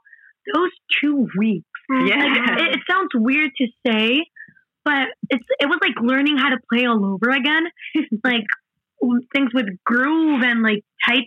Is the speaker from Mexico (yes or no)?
yes; Mexico; English is a second language; we're from Mexico, right? And we live in Mexico. We went 3 months to New Jersey. That has been our longest time away from home.